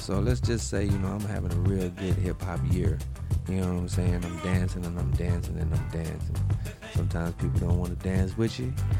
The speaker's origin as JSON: {"language": "English", "town": "Raleigh", "region": "North Carolina", "country": "United States", "said": "I'm from Raleigh, so I'm always polite, always nice."}